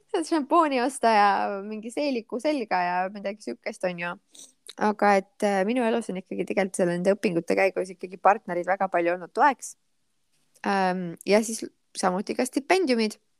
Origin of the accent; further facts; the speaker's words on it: Rakvere, Lääne-Viru County, Estonia; Rakveresse, kus ma pärit olen